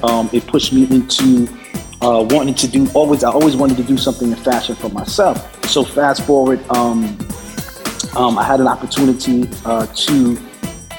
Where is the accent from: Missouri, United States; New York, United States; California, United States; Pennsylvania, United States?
New York, United States; New York City; also born or lived in Bronx, New York / Harlem, New York; I came from the Bronx at around 12, 13. When I moved to Harlem